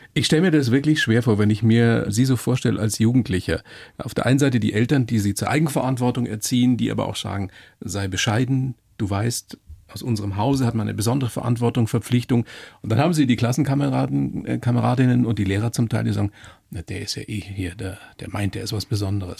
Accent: Bavaria, Germany; bei uns in Deutschland, äh, in Bayern

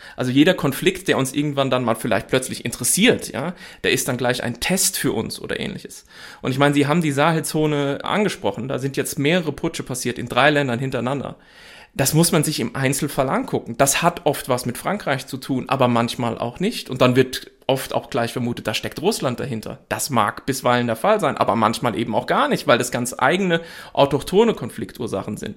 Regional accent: Germany; als Deutsche

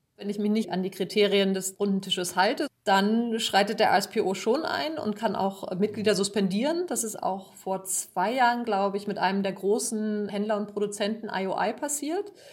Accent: Germany; bei uns in Deutschland

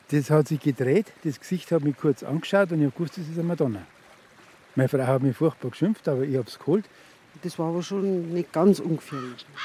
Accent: Bavaria, Germany; born there; Wobei ich natürlich gebürtiger Oberpfälzer bin.

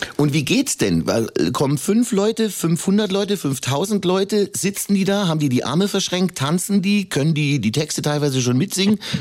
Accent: Upper Palatinate, Bavaria, Germany; selbst ich als Urbayer und als Oberpfälzer

